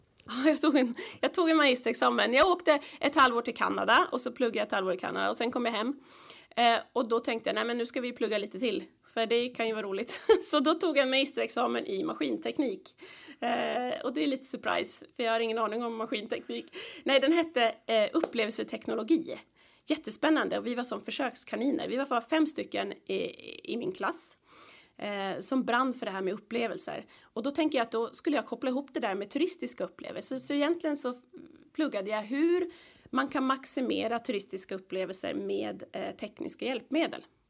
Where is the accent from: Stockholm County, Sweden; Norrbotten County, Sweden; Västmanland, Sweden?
Stockholm County, Sweden; Stockholm; moved away; där växte vi upp med min bror och min lilla katt Morre och mina föräldrar